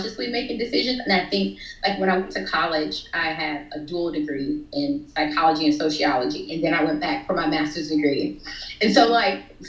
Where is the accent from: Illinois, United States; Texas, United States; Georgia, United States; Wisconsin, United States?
Georgia, United States; between Florida and Georgia, rural; That's exactly where I'm from